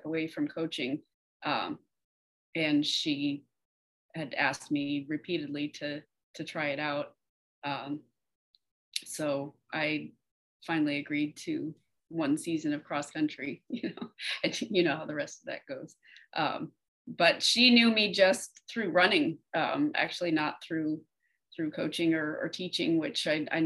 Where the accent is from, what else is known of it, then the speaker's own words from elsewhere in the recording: West Coast of Florida, United States; also born or lived in Texas / Orange City, Florida; I was actually born in Texas, but I've lived in Florida enough of my life to say that I'm from Florida. Grew up over on the West Coast and moved to Central Florida when I was a teenager